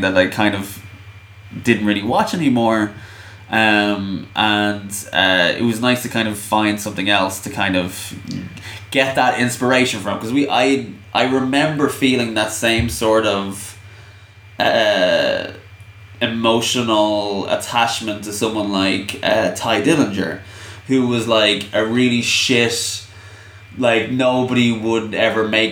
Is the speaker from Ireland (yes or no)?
yes; Ireland; I'm Irish